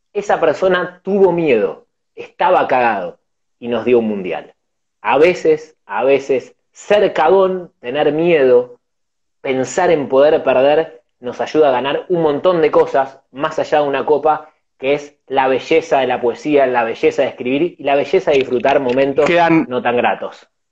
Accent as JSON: {"language": "Spanish", "country": "Argentina", "said": "somos argentinos"}